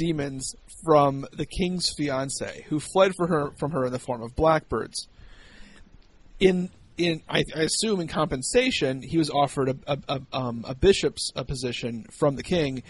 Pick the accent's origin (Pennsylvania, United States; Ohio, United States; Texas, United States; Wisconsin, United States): Ohio, United States; Northwest; where I grew up in Northwest Ohio